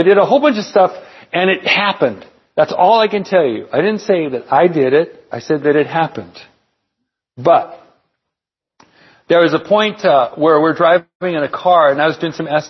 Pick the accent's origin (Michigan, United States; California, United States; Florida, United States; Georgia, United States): California, United States; Palm Springs; also born or lived in San Bernardino; at Palm Springs High School. We moved out from San Bernardino and then moved out to Palm Springs.